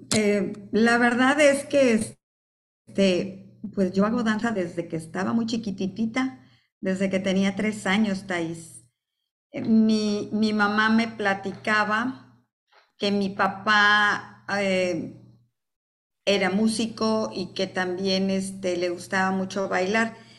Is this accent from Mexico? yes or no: yes; Coatzacoalcos, Veracruz, Mexico; also born or lived in Mexico City; me regresé a mi ciudad natal, Coatzacoalcos